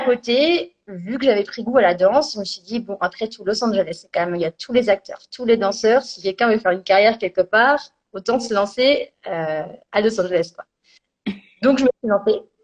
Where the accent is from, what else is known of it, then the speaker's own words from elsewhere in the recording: Bourgogne-Franche-Comté, France; moved away as an adult; je viens de Franche-Comté